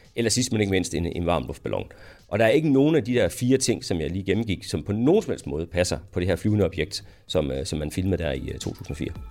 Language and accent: Danish; Denmark; som dansker